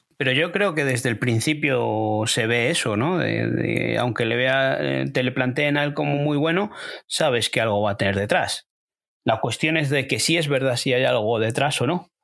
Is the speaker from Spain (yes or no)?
yes; Spain; desde aquí siendo españoles.